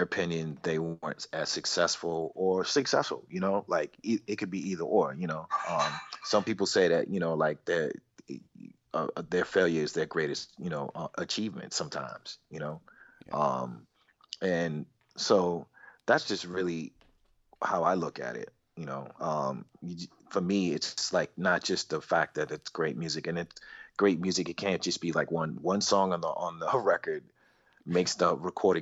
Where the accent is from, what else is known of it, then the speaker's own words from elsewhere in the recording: Boston, Massachusetts, United States; moved away as an adult; also born or lived in New York; I'm originally from Boston too. I moved to New York in 95.